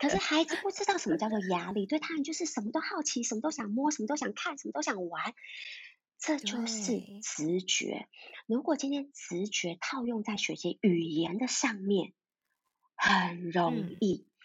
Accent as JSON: {"language": "Chinese", "region": "Taipei", "country": "Taiwan", "said": "我是道地的台北人"}